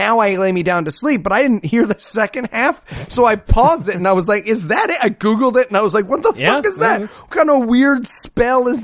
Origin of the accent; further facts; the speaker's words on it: Ohio, United States; I'm actually from Ohio